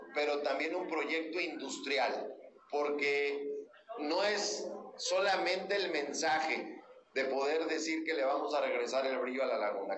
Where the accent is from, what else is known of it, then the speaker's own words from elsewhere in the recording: San Juan del Río, Durango, Mexico; yo soy de campo, yo soy de San Juan del Río